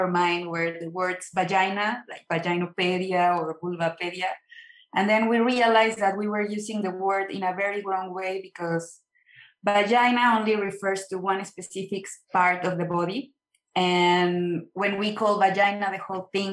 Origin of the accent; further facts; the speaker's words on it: Mexico; in a very small city, like 2 hours away from Mexico City, all my childhood